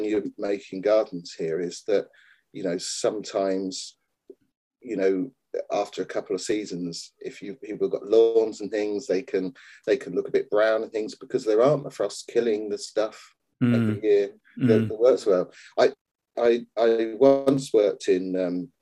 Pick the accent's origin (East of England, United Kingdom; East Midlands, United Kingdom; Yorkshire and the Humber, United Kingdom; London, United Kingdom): East of England, United Kingdom; Histon; I grew up in Histon, just outside Cambridge